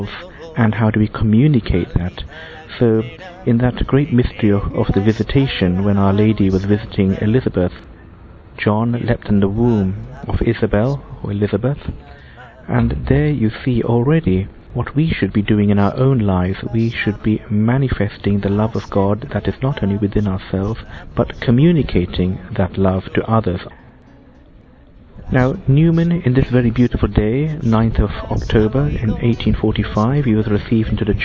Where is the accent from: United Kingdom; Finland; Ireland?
United Kingdom; London; now in Melo, Uruguay; I'm actually a Londoner